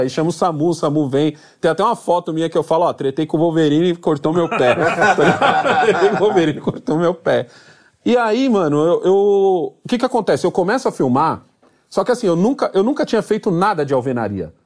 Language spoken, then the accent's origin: Portuguese; Brazil; eu sou brasileiro.